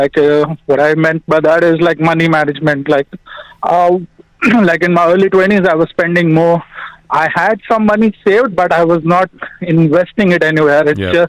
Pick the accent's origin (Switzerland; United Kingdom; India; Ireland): India; moved away; I'm from India